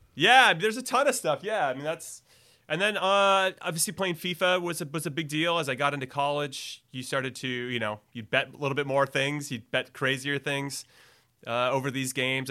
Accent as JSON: {"language": "English", "town": "Los Angeles", "region": "California", "country": "United States", "tie": "born or raised there", "also_born_or_lived": "New York City", "lives_now": "north of San Francisco, United States", "said": "I'm from L A, so coming back to California was good"}